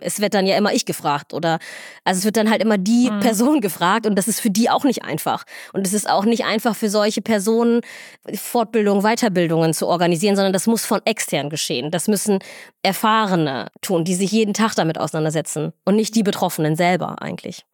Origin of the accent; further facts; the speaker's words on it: Göttingen, Lower Saxony, Germany; moved away as an adult; also born or lived in Somalia; now in Northern Germany, Germany; ich bin ja irgendwie in Deutschland aufgewachsen, ich lebe mein ganzes Leben hier